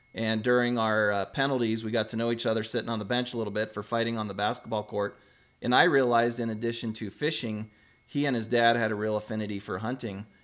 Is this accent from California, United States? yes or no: no; Arizona, United States; I grew up in Arizona, too.